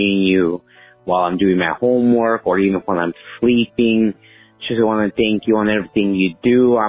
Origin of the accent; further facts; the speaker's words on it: Texas, United States; I'm from Texas.